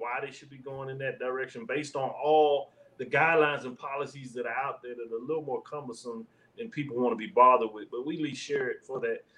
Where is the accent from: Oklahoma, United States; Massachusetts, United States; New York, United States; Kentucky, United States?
Oklahoma, United States; Norman; also born or lived in Texas; I was born in Norman, Oklahoma